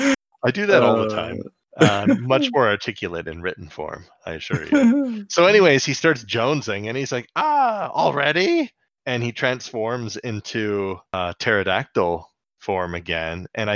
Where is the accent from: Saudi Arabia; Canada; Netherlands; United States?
Canada; We're teaching our Turkish listeners some of our Canadianisms.